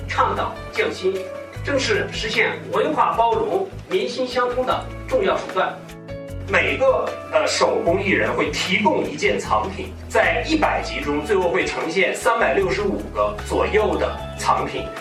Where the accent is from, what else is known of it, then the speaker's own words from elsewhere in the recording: China; 我们中国人